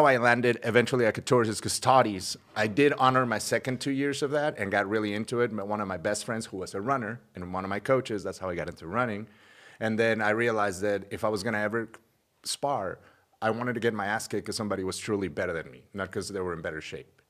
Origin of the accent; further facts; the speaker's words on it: Mexico; I'm from Mexico and I was born in Mexico.